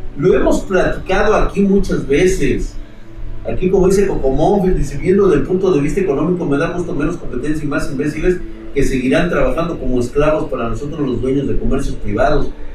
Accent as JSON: {"language": "Spanish", "country": "Mexico", "said": "como mexicanos"}